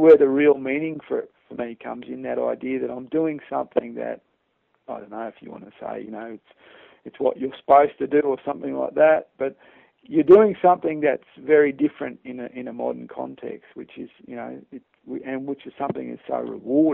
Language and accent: English; Australia; I'm Australian